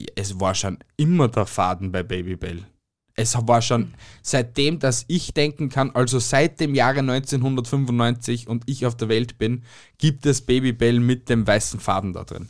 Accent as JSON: {"language": "German", "town": "Amstetten", "region": "Lower Austria", "country": "Austria", "tie": "born or raised there", "moved": "yes", "lives_now": "Styria, Austria", "said": "also ich bin geboren in Amstetten und bin aber jetzt da in der Steiermark"}